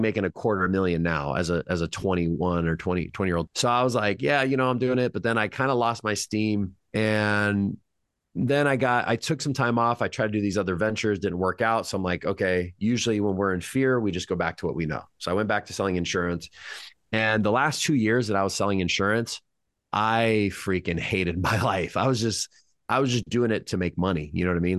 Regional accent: Madera, California, United States; I was born in Madera, California.

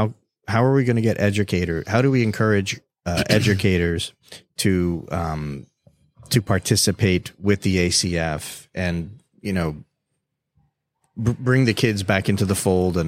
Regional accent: North Miami, Florida, United States; I was born in the North Miami General Hospital

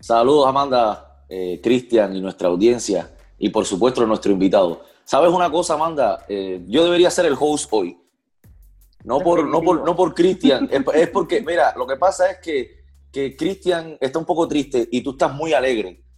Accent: Villa Clara, Cuba; now in Florida, United States; yo soy de Villa Clara

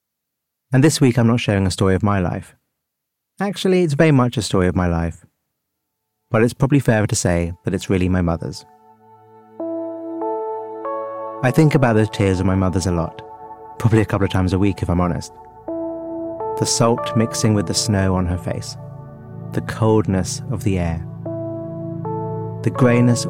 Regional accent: London, United Kingdom; Growing up in London

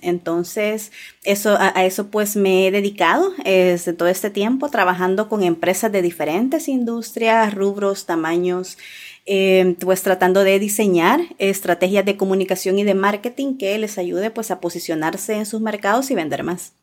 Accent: El Salvador; also born or lived in Santa Tecla; yo eh, nací en El Salvador, eh, sigo viviendo pues en El Salvador

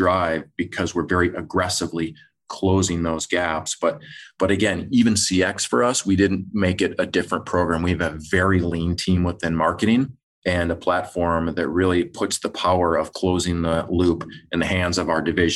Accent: Michigan, United States; I grew up in Michigan

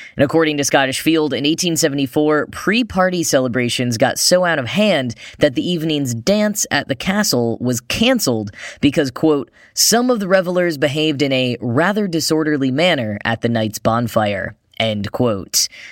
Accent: United States; accent: American; my boring American accent

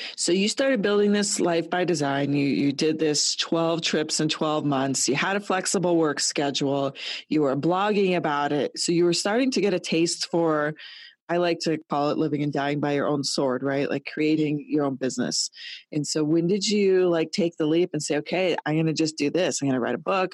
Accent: Colorado, United States; moved away as an adult; also born or lived in Toronto, Canada; I'm born and raised in Colorado in a small town

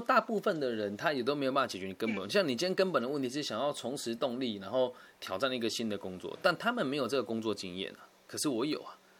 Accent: Taiwan; 我之所以选择定居台湾，是因为台湾的物价低，税也便宜，而且我在这边嗯。出生

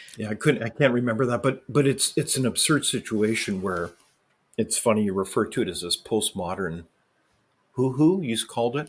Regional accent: Canada; I as a Canadian citizen

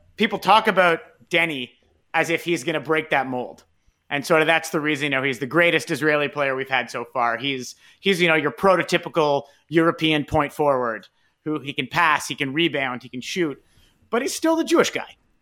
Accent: Toronto, Ontario, Canada; we're from Toronto. Our podcast is based out of Toronto.

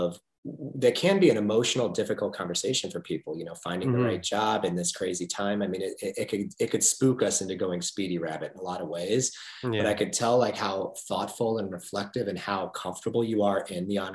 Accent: United States; the great biographies of business leaders that I grew up on in America

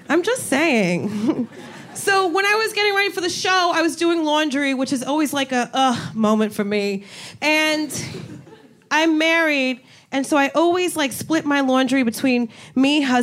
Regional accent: New Jersey, United States; moved away as an adult; also born or lived in Miami; now in New York City, United States; I'm originally from Jersey

